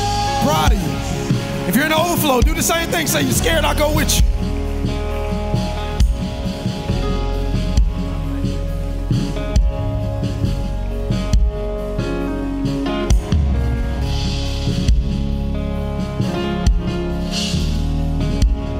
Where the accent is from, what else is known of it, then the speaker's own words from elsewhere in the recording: Carroll City, United States; I'm from Carroll City.